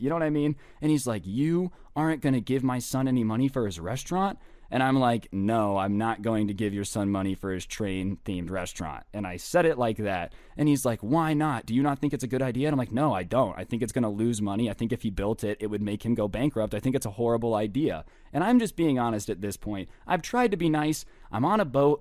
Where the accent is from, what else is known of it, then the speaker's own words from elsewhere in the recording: Las Vegas, Nevada, United States; I'm from Vegas